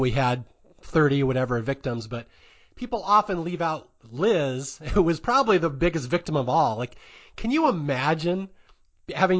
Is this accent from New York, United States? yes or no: no; Bellevue, Washington, United States; also born or lived in Seattle; I grew up right on Lake Sammamish. I grew up in a city called Bellevue, Washington.